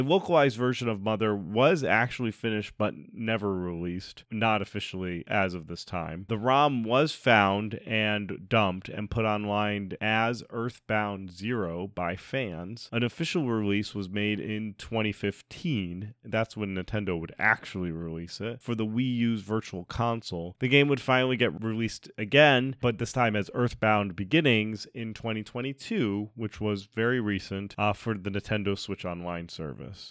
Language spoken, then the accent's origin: English; Rhode Island, United States; I'm from Rhode Island.